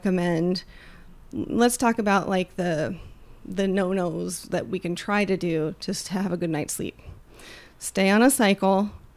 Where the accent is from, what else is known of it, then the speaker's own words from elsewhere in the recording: Kansas, United States; I grew up in Kansas